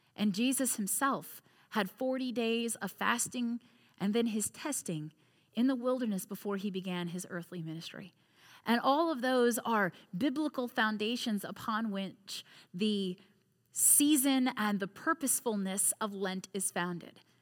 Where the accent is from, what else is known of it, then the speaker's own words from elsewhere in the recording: United States; also born or lived in Crozet, Virginia; as an American, as a neighbor here in Crozet